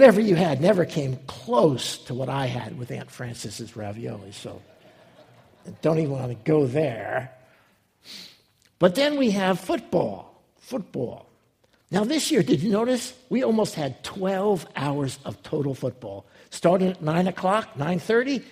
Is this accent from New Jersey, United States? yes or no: yes; New Jersey, United States; moved away; I was growing up in New Jersey as a young boy